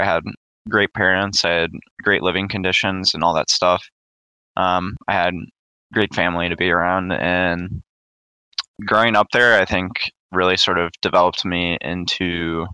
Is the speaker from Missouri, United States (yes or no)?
yes; St. Louis, Missouri, United States; I grew up in St. Louis, Missouri